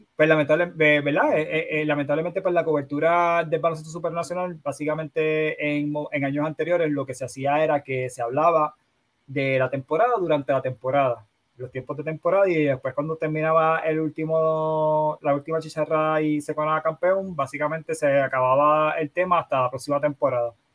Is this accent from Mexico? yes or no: no; Bayamón, Puerto Rico; also born or lived in North Carolina / Carolina, Puerto Rico; me crié en en Bayamón. Eh, toda mi vida en Bayamón